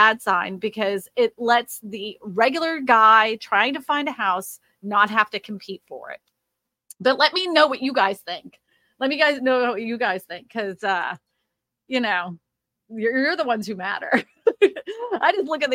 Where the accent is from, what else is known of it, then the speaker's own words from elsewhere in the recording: Massachusetts, United States; Massachusetts is my hometown.